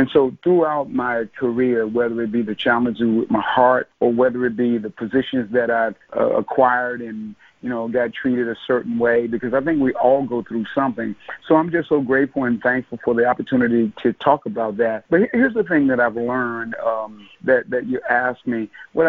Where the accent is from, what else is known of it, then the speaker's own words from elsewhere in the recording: Norfolk, Virginia, United States; And so I'm originally from Norfolk, Virginia, by way of a number of other sort of cities. My parents were military.